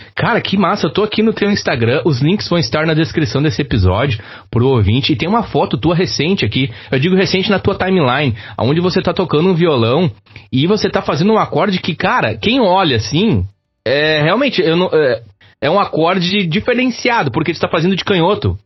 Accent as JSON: {"language": "Portuguese", "town": "Campo Bom", "region": "Rio Grande do Sul", "country": "Brazil", "tie": "born or raised there", "said": "Campo Bom, minha cidade, minha terra natal"}